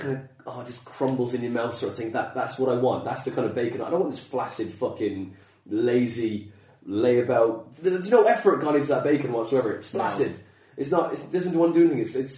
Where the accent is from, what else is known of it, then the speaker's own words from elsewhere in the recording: Skibbereen, Munster, Ireland; And, okay. And where'd you live? Milnville, Skibbereen, County Cork.